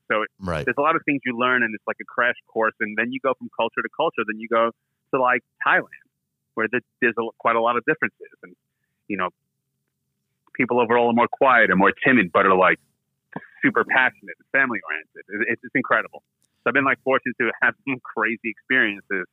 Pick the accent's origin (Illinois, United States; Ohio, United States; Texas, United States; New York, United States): New York, United States; Long Island; moved away as an adult; also born or lived in Shanghai; Of course I'm from New York. I'm from Long Island